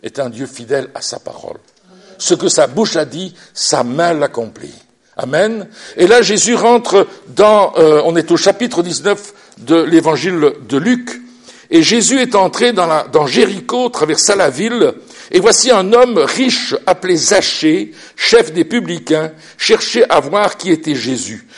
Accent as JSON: {"language": "French", "country": "Belgium", "said": "Chez nous en Belgique, on a une royauté"}